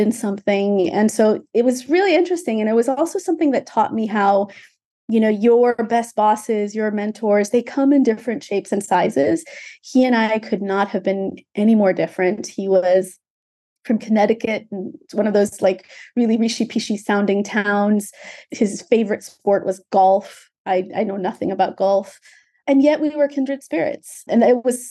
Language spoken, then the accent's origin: English; Ethiopia; now in United States; I'm from Ethiopia originally, so I'm a naturalized immigrant of the United States.